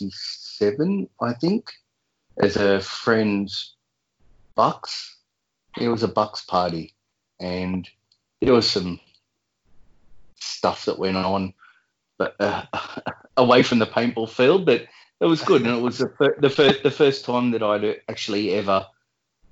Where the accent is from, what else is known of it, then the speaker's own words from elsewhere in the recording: Bulli, New South Wales, Australia; grew up here, and yeah, family's from here